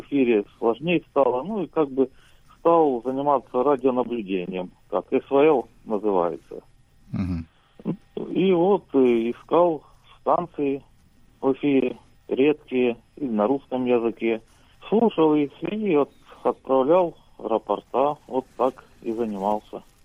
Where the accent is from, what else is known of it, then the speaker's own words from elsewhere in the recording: Voronezh Oblast, Russia; я из России, ну, живу в селе